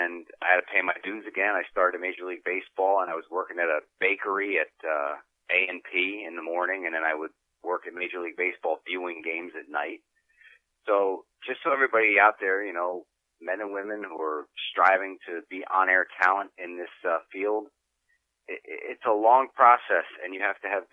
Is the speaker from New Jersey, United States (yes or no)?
yes; South River, New Jersey, United States; my hometown of South River, New Jersey